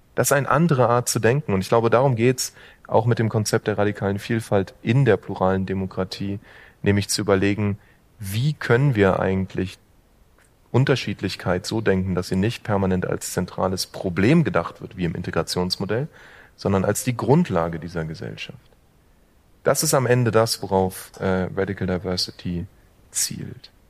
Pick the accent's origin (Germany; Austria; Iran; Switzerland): Germany; Berlin; einem ähm, Berliner wie mir